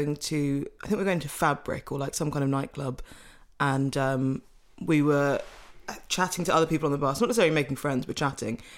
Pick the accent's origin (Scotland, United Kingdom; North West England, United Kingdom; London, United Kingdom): London, United Kingdom; Sutton; I grew up in Sutton, which people think is not London, but it is London.